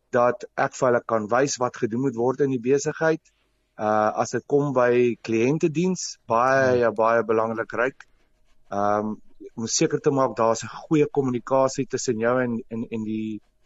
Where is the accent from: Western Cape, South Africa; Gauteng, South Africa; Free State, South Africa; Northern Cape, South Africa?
Gauteng, South Africa; Vereeniging; ek het skool gegaan in Vereniging in Hoërskool 3 Riviere. Ehm um, Ek het my hele skoolloopbaan daar deurgebring